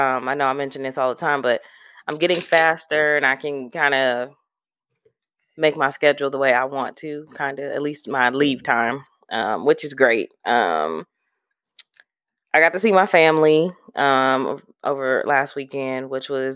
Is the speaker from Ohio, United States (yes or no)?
no; Milwaukee, Wisconsin, United States; moved away as an adult; now in Nashville, United States; As far as like my hometown, I can't lie. Milwaukee raised me